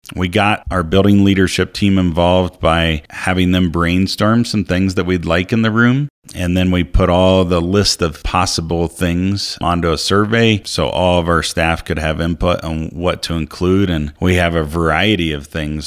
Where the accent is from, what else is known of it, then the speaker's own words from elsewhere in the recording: Ohio, United States; moved away as an adult; also born or lived in Colorado Springs, Colorado / Brush, Colorado; now in Monte Vista, United States; I grew up in a small town in Ohio